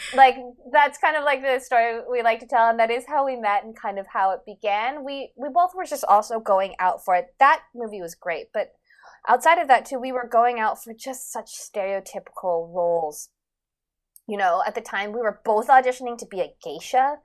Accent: Vancouver, British Columbia, Canada; growing up in Vancouver

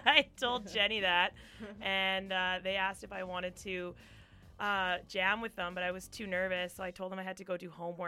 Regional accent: Calgary, Alberta, Canada; also born or lived in Aberdeen, Scotland; now in Vancouver, Canada; I grew up mostly in Calgary.

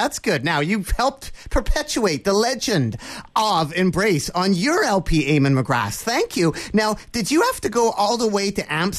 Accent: Vancouver, British Columbia, Canada; I'm from Vancouver, British Columbia, Canada.

